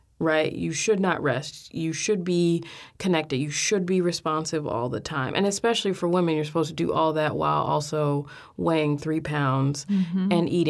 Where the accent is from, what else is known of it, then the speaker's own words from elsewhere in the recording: Chicago, Illinois, United States; I come from Inglewood in Chicago, and which is now mostly known for gang violence, as one of the poorest parts of the city. My family had lived there by the time I was born, had been in that house for almost 40 years.